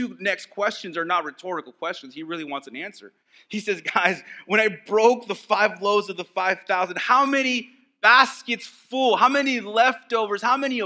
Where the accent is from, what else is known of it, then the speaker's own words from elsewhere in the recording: Texas, United States; moved away; the areas that I grew up in Texas